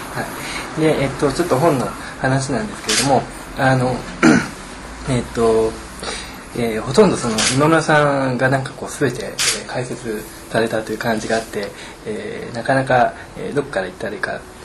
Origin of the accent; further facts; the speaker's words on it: Kanazawa, Ishikawa, Japan; moved away; also born or lived in Tokyo; 僕自身はえーと、と地元の金沢ですので、